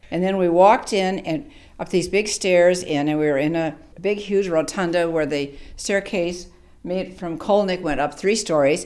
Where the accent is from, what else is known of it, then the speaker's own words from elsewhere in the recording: Beloit, Wisconsin, United States; moved away as an adult; also born or lived in Milwaukee; I'm from Beloit